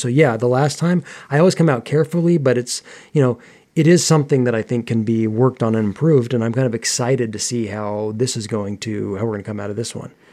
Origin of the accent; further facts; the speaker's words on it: United States; I grew up in America, and particularly during my teen years